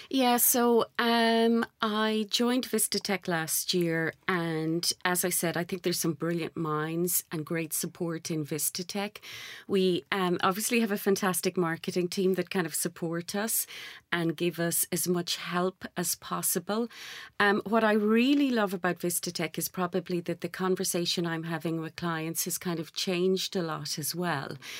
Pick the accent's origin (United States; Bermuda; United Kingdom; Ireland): Ireland; moved away; Gaelic Irish, being Irish